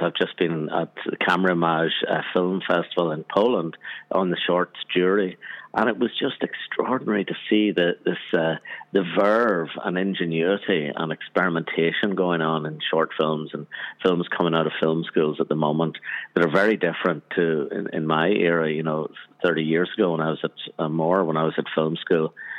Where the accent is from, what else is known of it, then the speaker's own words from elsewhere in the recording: Armagh, Northern Ireland, United Kingdom; where I grew up in Northern Ireland, in Armagh, Northern Ireland